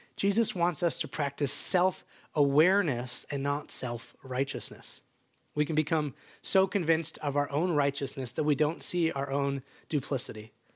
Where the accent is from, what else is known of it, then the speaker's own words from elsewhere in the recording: just outside Chicago, Illinois, United States; now in Bend, United States; I grew up just outside Chicago as the youngest of three boys